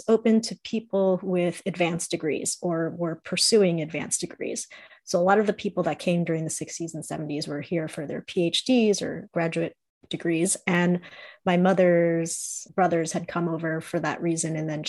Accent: New York City, New York, United States; also born or lived in Long Island, New York; I grew up in New York. I was born in Queens, and my parents were part of the diaspora that came to the United States in like the 60s and 70s from Taiwan.

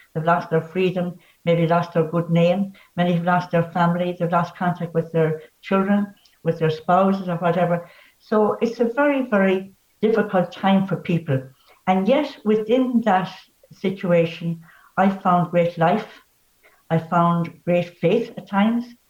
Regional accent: Bree, Leinster, Ireland; also born or lived in Enniscorthy; I'm from Wexford. I was born

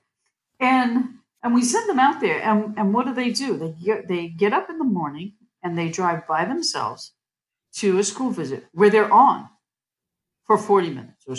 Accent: Massachusetts, United States; I grew up in Massachusetts

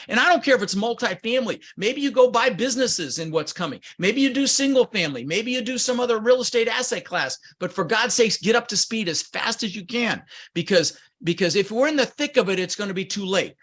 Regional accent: Denver, Colorado, United States; English is a second language; also born or lived in Netherlands; I was born in the Netherlands, Holland, wooden shoes, windmills. um, immigrated when I was six years old with my brother Albert, my mother's Vancha, um, ended up in Denver, Colorado, where I lived for thirty years

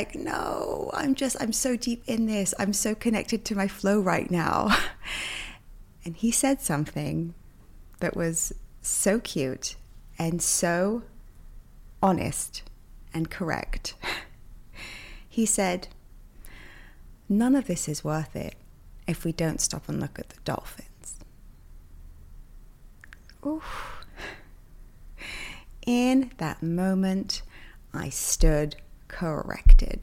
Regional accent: England, United Kingdom; also born or lived in New York; now in Miami, United States; I'm from England

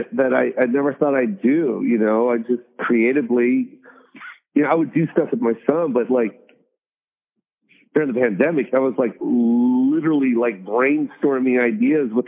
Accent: Las Vegas, Nevada, United States; I'm from Vegas.

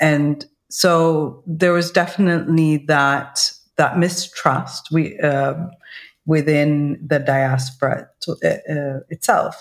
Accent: Libya; I'm Libyan

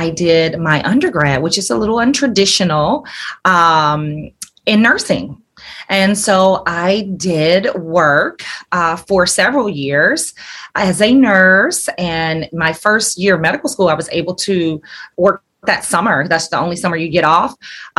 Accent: Alabama, United States; moved away as an adult; also born or lived in Atlanta; I'm from Alabama. And grew up there

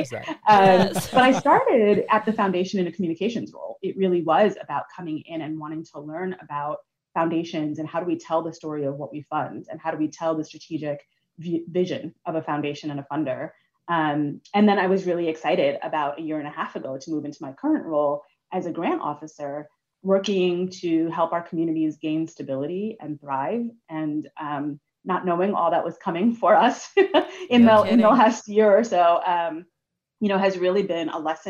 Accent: New York City, New York, United States; moved away as an adult; also born or lived in Washington, D.C.; I grew up in New York City and left in 2010 to move to DC

